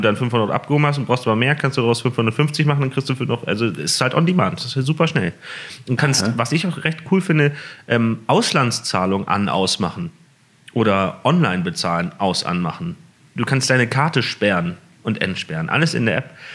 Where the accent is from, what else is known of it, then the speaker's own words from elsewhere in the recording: Hamburg, Germany; moved away as an adult; also born or lived in Siegen; Dann sind wir nach Hamburg gezogen und Kind und Kegel alle mit und dann hatten wir da in Hamburg äh, haben wir da gewohnt und das habe ich getan, bis ich 19 äh, war